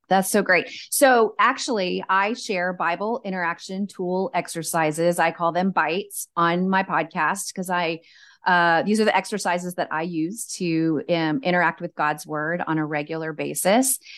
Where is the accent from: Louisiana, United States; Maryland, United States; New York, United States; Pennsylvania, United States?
Louisiana, United States; Cajun; I'm just a Cajun girl